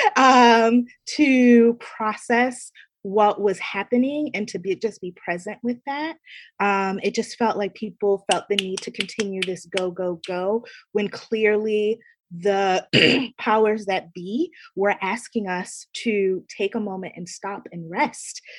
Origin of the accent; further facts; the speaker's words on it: Baltimore, Maryland, United States; moved away as an adult; now in New York City, United States; I'm born and raised in Baltimore, Maryland, um, but have been in New York City ever since I came here for college at Barnard College